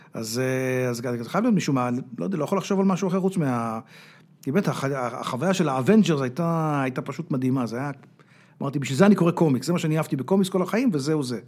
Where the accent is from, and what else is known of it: Israel